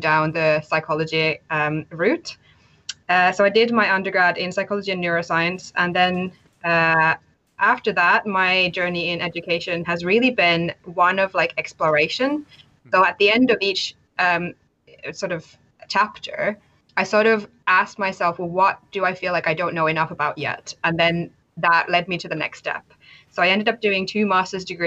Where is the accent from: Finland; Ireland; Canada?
Finland; now in United Kingdom; I am originally from Finland, but currently live in the UK.